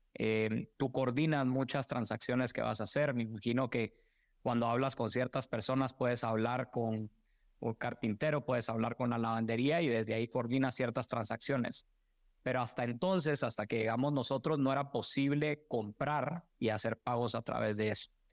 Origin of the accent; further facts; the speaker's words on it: Guatemala; moved away as an adult; also born or lived in Mexico / United States; a mí me orgullece mucho haber nacido y crecido en Guatemala